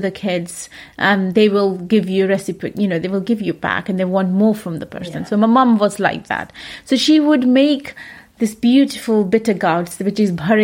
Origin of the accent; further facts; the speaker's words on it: Punjab, India; moved away as an adult; now in United Kingdom; I am from Punjab